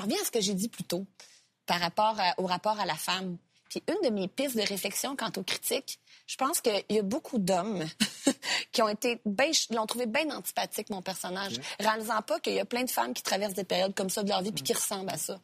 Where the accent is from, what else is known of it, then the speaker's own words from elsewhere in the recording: Sorel-Tracy, Quebec, Canada; also born or lived in Repentigny; je suis née à Repentigny, pour te corriger, mais j'ai euh, grandi à Sorel-Tracy.